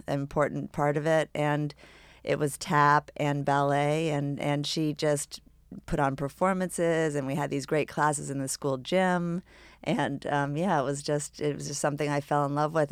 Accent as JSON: {"language": "English", "town": "New York City", "region": "New York", "country": "United States", "tie": "born or raised there", "said": "we grew up on Governor's Island"}